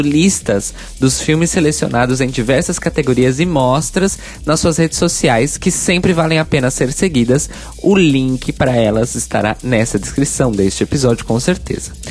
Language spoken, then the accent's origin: Portuguese; São Paulo, Brazil; lá na minha cidade natal, capital paulista